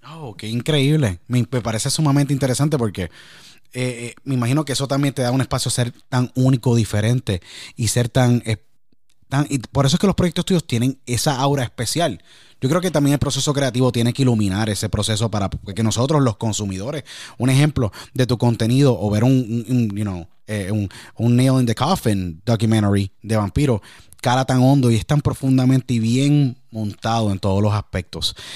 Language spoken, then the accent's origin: Spanish; Puerto Rico; now in Pennsylvania, United States; Yo crecí en Puerto Rico, hoy día radico en el estado de Pensilvania, en el noreste de Estados Unidos.